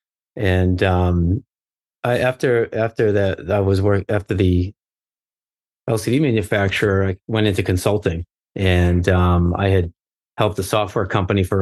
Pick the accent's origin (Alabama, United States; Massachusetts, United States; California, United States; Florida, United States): Massachusetts, United States; Arlington; I grew up in outside of Boston, Massachusetts, about 12 miles north of Boston in a town called Arlington. And so I was born and raised